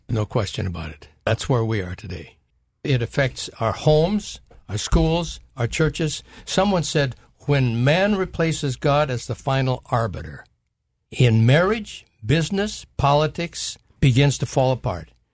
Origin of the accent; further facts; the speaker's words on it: North Dakota, United States; moved away as an adult; I grew up in North Dakota